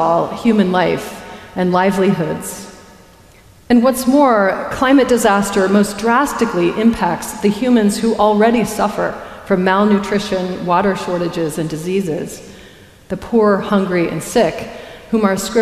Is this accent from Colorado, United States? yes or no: yes; Colorado, United States; I grew up in Colorado, a frontier town on the edge of the Great Plains